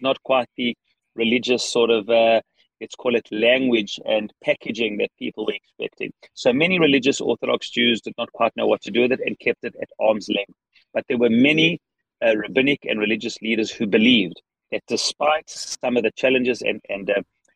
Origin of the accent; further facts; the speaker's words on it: South Africa; accent: South African; now in Israel; my South African accent. Indeed, it's a South African accent